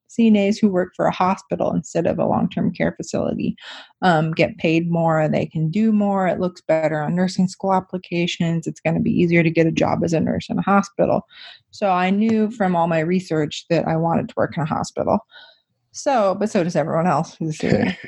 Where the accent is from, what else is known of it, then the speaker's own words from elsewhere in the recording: near Wichita, Kansas, United States; I ended up going to Wichita State, which is close to my hometown